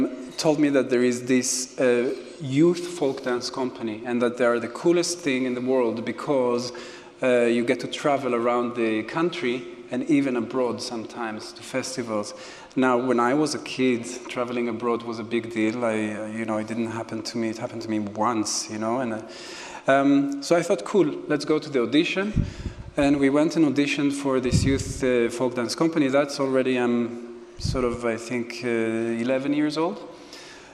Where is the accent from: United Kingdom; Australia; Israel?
Israel; Jerusalem, Jerusalem District; I grew up in Jerusalem, and like everybody that is growing up in Israel, you have folk dance classes every week